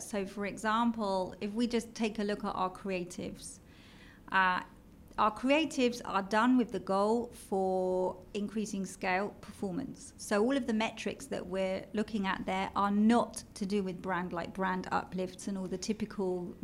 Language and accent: English; London, United Kingdom; accent: British; moved away as an adult; now in Israel; as you can tell from my British accent. I'm from London